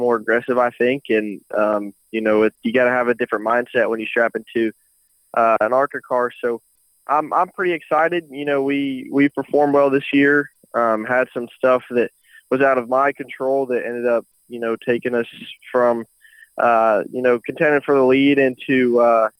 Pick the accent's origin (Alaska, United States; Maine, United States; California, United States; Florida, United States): Florida, United States; Daytona Beach; my hometown of Daytona Beach